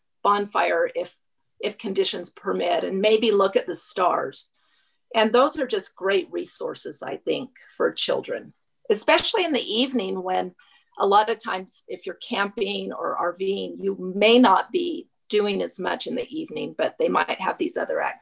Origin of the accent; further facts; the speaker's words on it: United States; we grew up near Yellowstone and visited Yellowstone often.